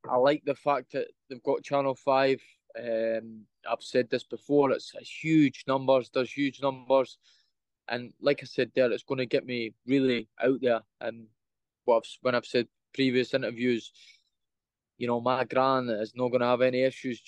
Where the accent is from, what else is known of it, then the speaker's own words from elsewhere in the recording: Edinburgh, Scotland, United Kingdom; Scotland, my hometown in Edinburgh